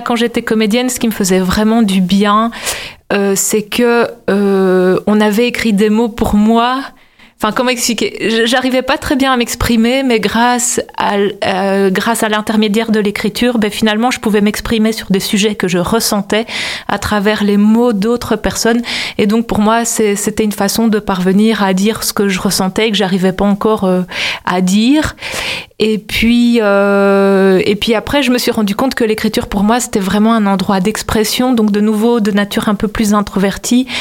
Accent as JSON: {"language": "French", "town": "Brussels", "region": "Brussels-Capital Region", "country": "Belgium", "said": "je viens de Bruxelles, vraiment, je suis vraiment, j'habite vraiment dans le centre-ville"}